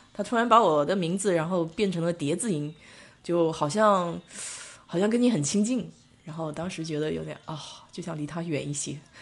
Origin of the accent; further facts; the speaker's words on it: Nanjing, Jiangsu, China; accent: Nanjing dialect; now in Israel; 我们南京话就讲得就比较粗了